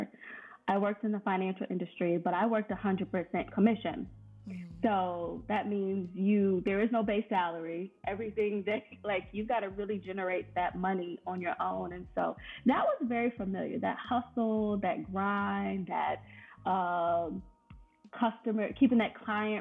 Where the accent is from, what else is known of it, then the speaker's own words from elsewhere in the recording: Richmond, Virginia, United States; moved away as an adult; also born or lived in Washington, D.C. area; I'm originally from Richmond and moved to the D.C. area.